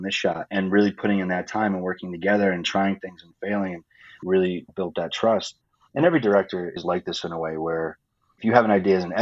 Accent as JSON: {"language": "English", "region": "Rhode Island", "country": "United States", "moved": "yes", "said": "I'm from Rhode Island on the East Coast"}